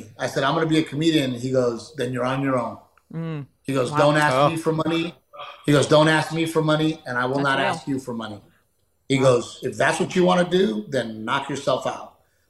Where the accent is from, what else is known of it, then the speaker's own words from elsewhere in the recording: Texas, United States; And being a Texan, you know, I get so frustrated because Texas should have another NFL team